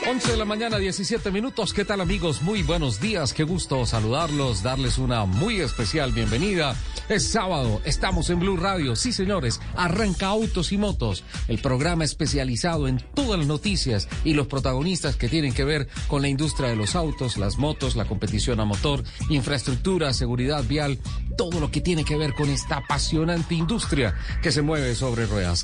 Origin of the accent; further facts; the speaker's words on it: San Gil, Santander, Colombia; nací en Sao Gil. En San Gil, Santander